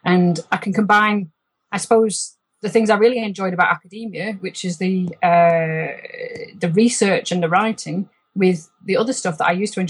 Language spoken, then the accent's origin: English; Rochdale, North West England, United Kingdom; accent: Lancashire accent tinged by Yorkshire overtones; moved away as an adult; also born or lived in Yorkshire / Edinburgh / Scotland; now in Loch Lomond, Scotland; I grew up in Rochdale